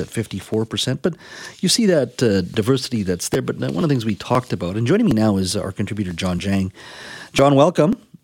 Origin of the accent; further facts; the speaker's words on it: Williams Lake, British Columbia, Canada; my hometown of Williams Lake, where I grew up.